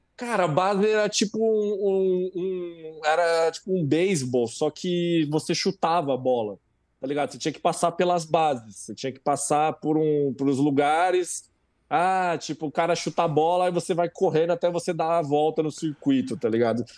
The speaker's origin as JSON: {"language": "Portuguese", "country": "Brazil", "said": "a gente é brasileiro"}